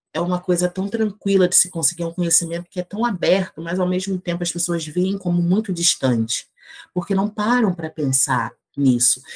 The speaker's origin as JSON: {"language": "Portuguese", "town": "Duque de Caxias", "region": "Rio de Janeiro", "country": "Brazil", "tie": "born or raised there", "moved": "as an adult", "said": "eu sou natural do Rio de Janeiro, né? Nasci na cidade do Rio, mas morei a vida inteira na cidade de Duque de Caxias, que é na Baixada Fluminense"}